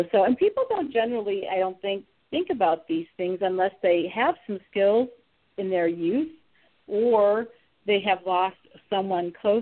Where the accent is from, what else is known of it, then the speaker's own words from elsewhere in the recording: Ohio, United States; now in Atlanta, United States; I live in Atlanta, but I'm from Ohio